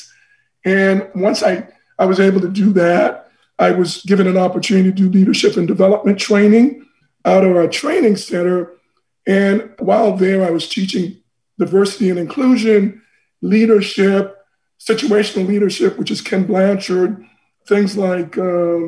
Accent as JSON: {"language": "English", "town": "Port-au-Prince", "region": "Ouest", "country": "Haiti", "tie": "born or raised there", "also_born_or_lived": "Boston, United States / Paris, France", "moved": "yes", "lives_now": "United States", "said": "I'm from Haiti originally. I was born in a town called Port-au-Prince"}